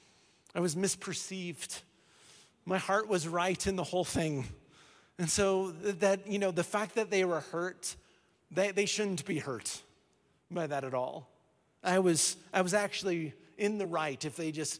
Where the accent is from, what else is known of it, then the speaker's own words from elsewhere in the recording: Colorado, United States; I was born in Colorado